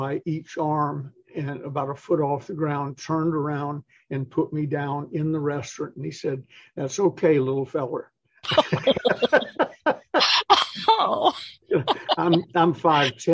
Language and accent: English; Atlanta, Georgia, United States; I was raised in Atlanta